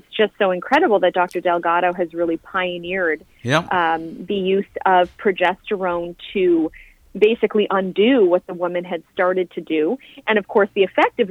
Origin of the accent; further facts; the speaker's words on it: Canada; now in Florida, United States; I am living in the States now, I am a Canadian